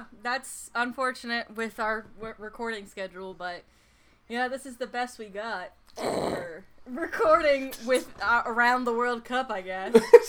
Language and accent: English; United States; accent: American; In my American accent